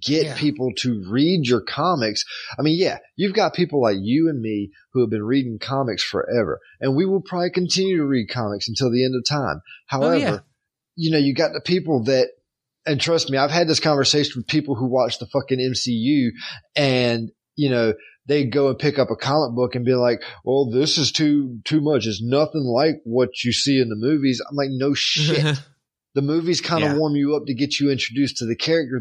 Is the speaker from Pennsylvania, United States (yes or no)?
no; North Carolina, United States; here in my home state